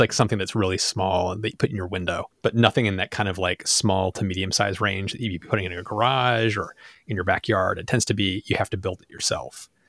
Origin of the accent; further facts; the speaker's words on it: Rochester, New York, United States; we're from Rochester, so it's the land of Wegmans